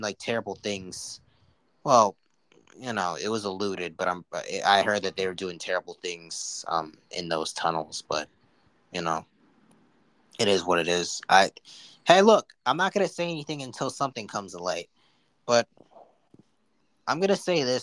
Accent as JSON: {"language": "English", "region": "New York", "country": "United States", "said": "I'm from New York"}